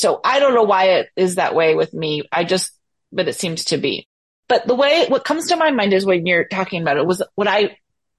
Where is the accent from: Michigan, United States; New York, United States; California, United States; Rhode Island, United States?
California, United States; Bay Area; moved away as an adult; I'm from the Bay Area.